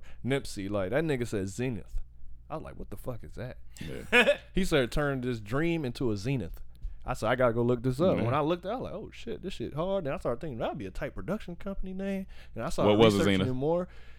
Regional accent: the South, United States; I'm from the South.

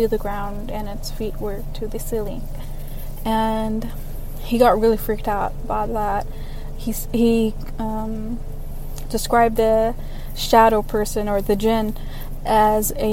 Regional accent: Dubai, United Arab Emirates; I am from Dubai, the United Arab Emirates

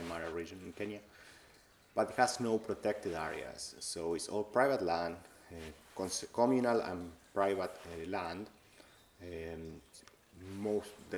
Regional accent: Argentina; moved away as an adult; also born or lived in United States; now in Ireland; I am from Argentina

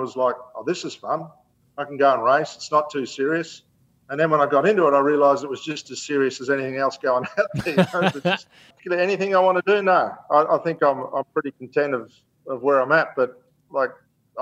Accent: Gold Coast, Queensland, Australia; the Gold Coast last year, which is my hometown

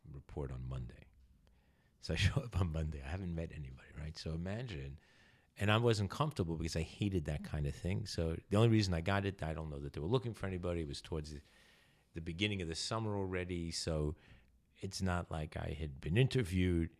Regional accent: New York City, New York, United States; also born or lived in California; I grew up in New York

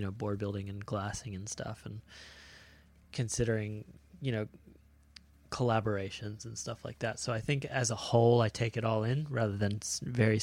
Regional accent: Florida, United States; growing up in Florida is just, you know, there's a handful of cool shapers and stuff

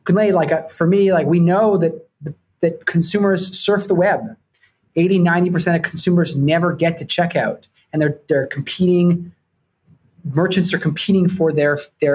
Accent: Vancouver, British Columbia, Canada; moved away as an adult; also born or lived in Toronto; now in New York, United States; I grew up in Vancouver, Canada

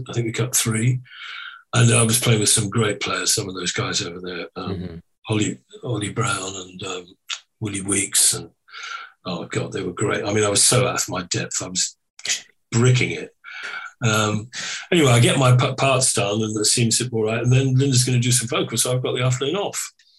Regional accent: Ireland; That sounds really Irish, doesn't it? I am Irish, so loud.

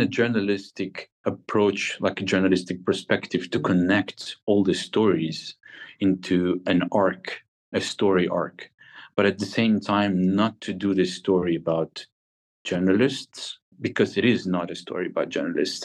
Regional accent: Kharkiv, Kharkiv Oblast, Ukraine; I am from Kharkiv, which is a very similar industrial city uh, next to Russia.

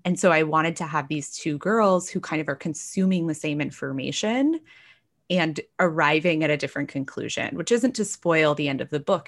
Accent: North Texas, United States; now in Washington, DC, United States; I grew up in North Texas, very evangelical

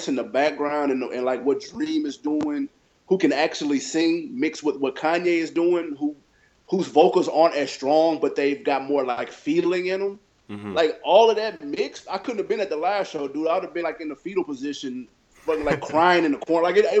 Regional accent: Queens, New York, United States; born there; I'm originally from, I was born in New York in Queens. So like, but I wasn't raised.

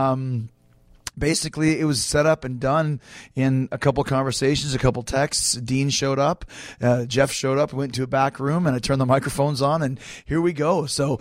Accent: Winnipeg, Manitoba, Canada; I'm from Winnipeg

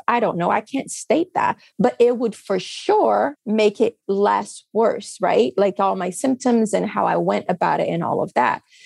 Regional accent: Brazil; English is a second language; now in United States; I come from Brazil. I've seen poverty in my life. I grew up with poverty all around me.

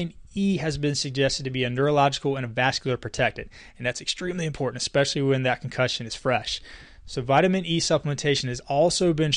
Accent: Casey, South Carolina, United States; my hometown in Casey, South Carolina

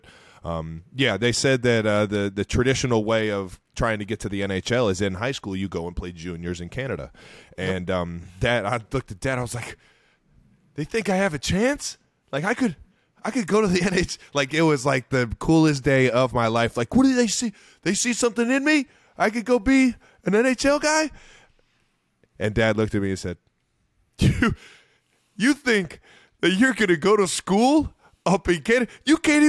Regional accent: Cleveland Heights, Ohio, United States; Growing up in Cleveland Heights, I love to tell everybody what I thought my name should have been at the time.

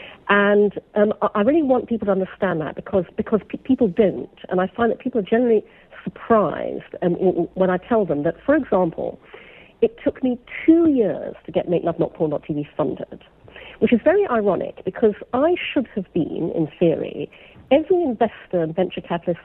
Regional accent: Brunei; I was brought up in Brunei, in Borneo.

